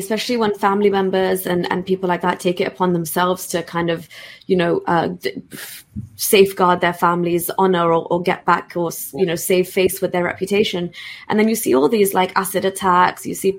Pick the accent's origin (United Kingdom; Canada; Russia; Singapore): United Kingdom; So even me just being a British Pakistani